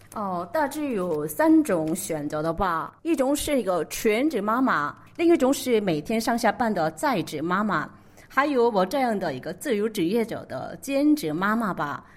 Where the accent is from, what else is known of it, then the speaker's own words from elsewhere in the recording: South Korea; Chinese is a second language; also born or lived in Beijing, China; 我主要是在韩国学习的，我，我是作为一个土生土长的长国人